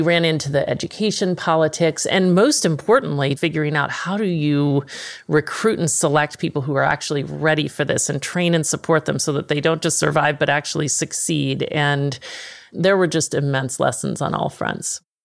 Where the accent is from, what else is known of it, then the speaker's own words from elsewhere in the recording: Dallas, Texas, United States; moved away; also born or lived in Manhattan; I'm from Dallas